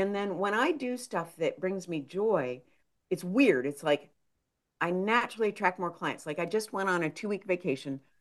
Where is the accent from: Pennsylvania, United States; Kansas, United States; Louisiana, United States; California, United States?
Pennsylvania, United States; also born or lived in Minnesota / New York / Illinois; now in Seattle, United States; I grew up in Pennsylvania, went to college in Minnesota, moved to outside of New York City